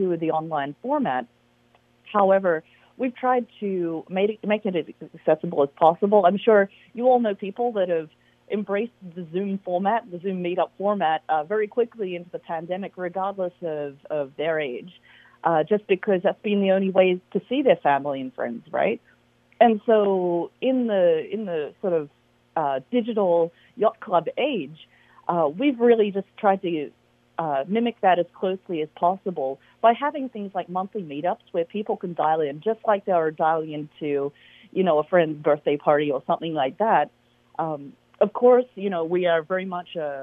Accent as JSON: {"language": "English", "town": "Sydney", "region": "New South Wales", "country": "Australia", "moved": "yes", "lives_now": "Alameda, United States", "said": "I'm actually from Sydney, Australia"}